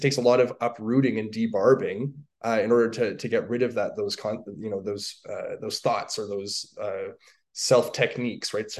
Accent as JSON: {"language": "English", "town": "Toronto", "region": "Ontario", "country": "Canada", "tie": "born or raised there", "also_born_or_lived": "Virginia", "moved": "as an adult", "lives_now": "Calgary, Canada", "said": "I'm from Toronto, Ontario, Canada. I'm a Canadian."}